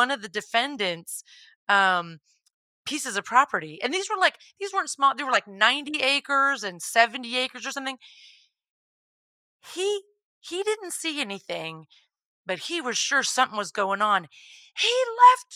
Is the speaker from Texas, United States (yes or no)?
yes; Texas, United States; I grew up in Texas